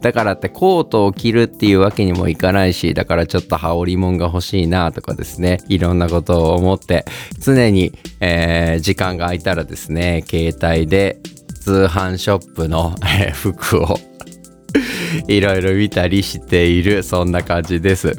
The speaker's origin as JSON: {"language": "Japanese", "region": "Okayama", "country": "Japan", "tie": "born or raised there", "also_born_or_lived": "Osaka", "said": "地元岡山と大阪を行ったり来たりしながら"}